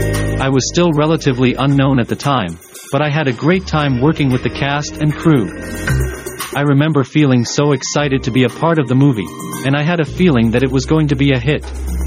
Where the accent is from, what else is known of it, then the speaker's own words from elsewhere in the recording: Glendale, California, United States; I was born in Glendale, California, and grew up in a middle-class family.